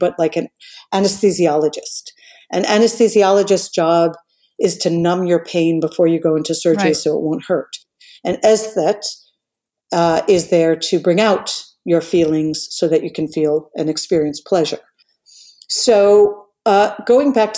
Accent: New York, United States; I came from New York, but I came from a very multicultural European background

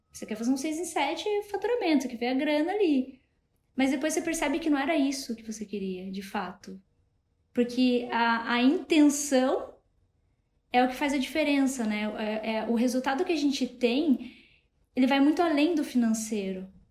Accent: Matinhos, Paraná, Brazil; now in Curitiba, Brazil; eu nem sou daqui de Curitiba, eu sou de uma cidade pequena aqui do litoral do Paraná, que é Matinhos o nome

